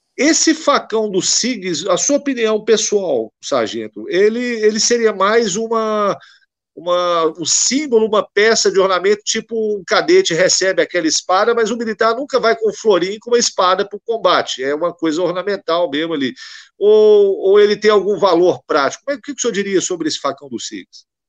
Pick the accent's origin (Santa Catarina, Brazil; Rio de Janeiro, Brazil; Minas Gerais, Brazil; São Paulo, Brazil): Minas Gerais, Brazil; eu sou de Minas Gerais, eu não sou do Rio